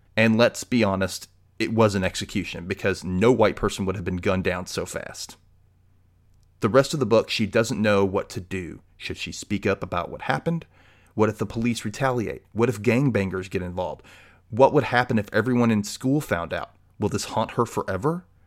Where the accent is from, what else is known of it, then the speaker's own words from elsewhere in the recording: the South, United States; as a gay man growing up in the South